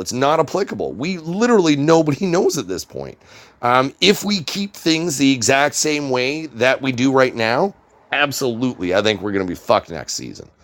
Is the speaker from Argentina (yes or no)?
no; Canada; as a Canadian citizen